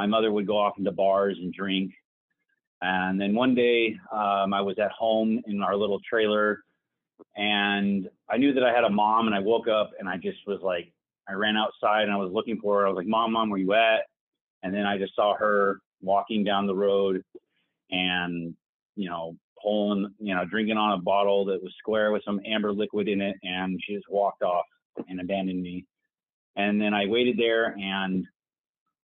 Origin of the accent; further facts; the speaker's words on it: Oregon City, Oregon, United States; also born or lived in Bend, Oregon / Boise, Idaho; I was born in Oregon City, Oregon.